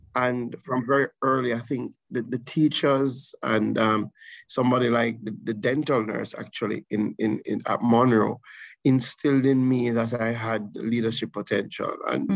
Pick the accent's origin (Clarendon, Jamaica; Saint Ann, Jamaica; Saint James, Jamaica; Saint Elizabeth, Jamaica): Saint Elizabeth, Jamaica; I grew up in St. Elizabeth. I mm. consider myself a son of St. Elizabeth